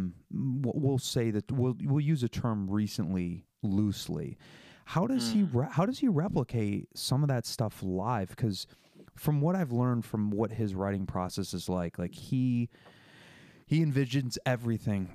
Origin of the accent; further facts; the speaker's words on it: Syracuse, New York, United States; now in Albany, United States; I live up in Albany, and I grew up in Syracuse